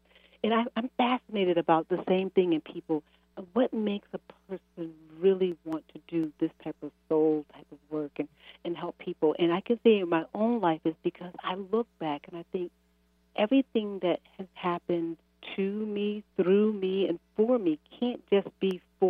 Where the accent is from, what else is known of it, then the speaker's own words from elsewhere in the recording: Chicago, Illinois, United States; also born or lived in Massachusetts, United States / Maryland, United States; No, I'm from Chicago. I've lived, gosh, in Massachusetts most of my life.